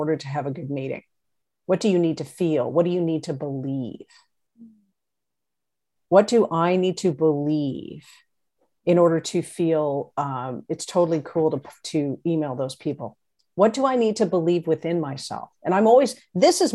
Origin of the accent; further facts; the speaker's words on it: Canada; I'm Canadian